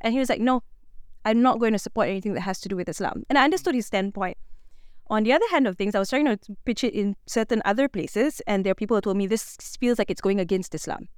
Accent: Malaysia

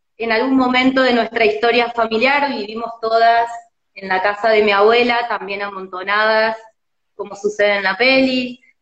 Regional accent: Córdoba, Argentina; now in Buenos Aires, Argentina; yo siendo cordobesa

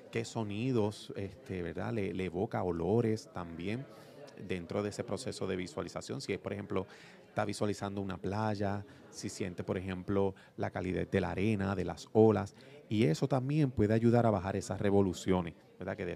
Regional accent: Ponce, Puerto Rico; Nacido y criado aquí de, de Ponce

